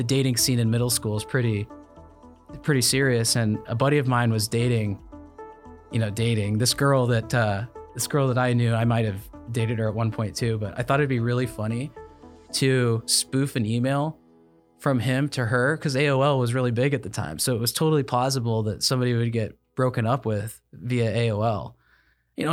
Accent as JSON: {"language": "English", "town": "Grand Island", "region": "Nebraska", "country": "United States", "tie": "born or raised there", "said": "I was born in Grand Island, Nebraska"}